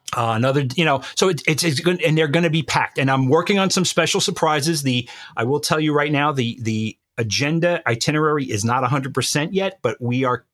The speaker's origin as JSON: {"language": "English", "region": "New York", "country": "United States", "tie": "born or raised there", "said": "I was born and bred in New York and I will always be a New Yorker"}